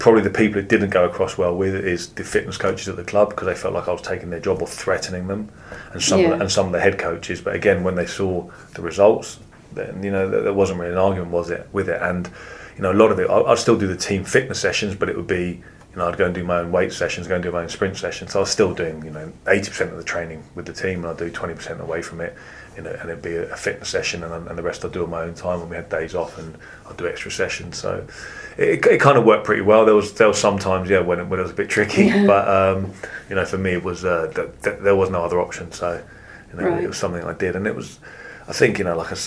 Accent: London, United Kingdom; My parents are both Eastern Europeans, so they were immigrants, and I grew up in London

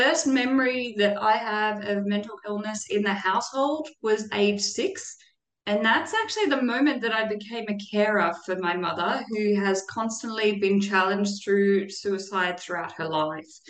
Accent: Australia; I was born in Australia

